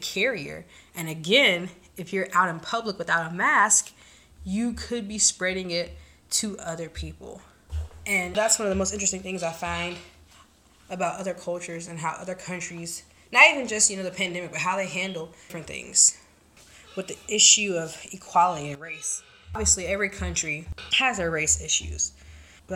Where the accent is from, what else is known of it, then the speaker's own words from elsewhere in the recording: United States; I'm from the States